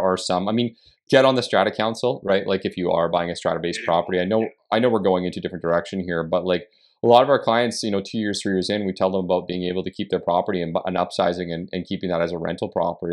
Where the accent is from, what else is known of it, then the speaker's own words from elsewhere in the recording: Canada; as a Canadian